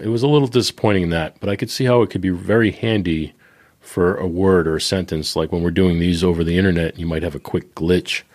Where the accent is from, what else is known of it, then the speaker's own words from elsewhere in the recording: Boston, Massachusetts, United States; I'm from Boston